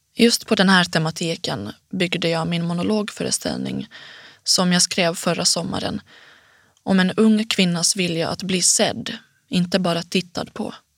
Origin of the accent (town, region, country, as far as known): Finland; accent: Finnish accent (as others call it); first language Swedish; also born or lived in Helsinki / Jakobstad; now in Stockholm, Sweden